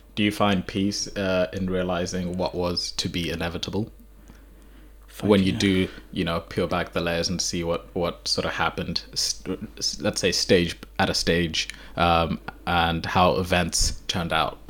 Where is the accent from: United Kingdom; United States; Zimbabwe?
Zimbabwe; moved away; I'm from Zimbabwe, so I grew up in Zimbabwe.